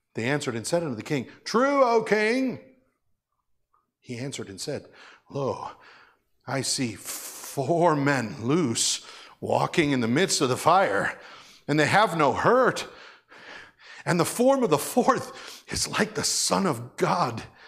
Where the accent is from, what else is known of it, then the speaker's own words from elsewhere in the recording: United States; I'm so grateful to being American.